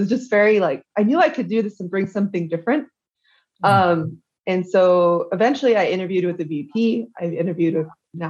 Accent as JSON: {"language": "English", "region": "Texas", "country": "United States", "also_born_or_lived": "New York City / San Antonio / Billings", "moved": "as an adult", "said": "this red and white company back in my home state"}